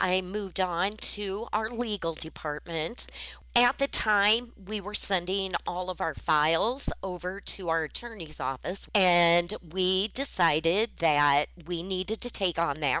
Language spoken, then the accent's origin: English; Waterloo, Iowa, United States; moved away as an adult; now in Nebraska, United States; born and raised in Waterloo, Iowa, and 5 years ago when the first office came into Nebraska, I went with it